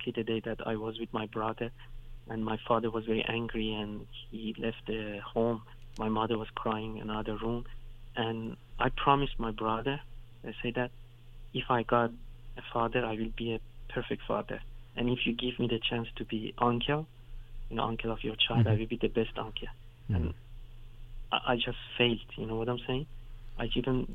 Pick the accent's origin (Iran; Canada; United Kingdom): Iran; English is a second language; now in Western Europe; when you're growing up in Iran, sometimes you go to villages